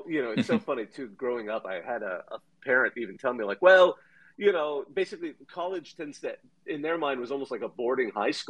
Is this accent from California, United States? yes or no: yes; Bakersfield, California, United States; moved away as an adult; also born or lived in Toronto, Canada / Minnesota; I grew up in the United States. I was, you know, from age 3 to 18, I served 15 years in Bakersfield and moved out to Minnesota eventually. But I was actually born in Toronto.